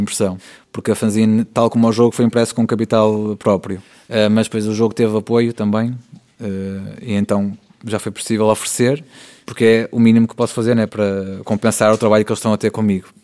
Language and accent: Portuguese; Valongo, Porto District, Portugal; minha terra, que é Suzão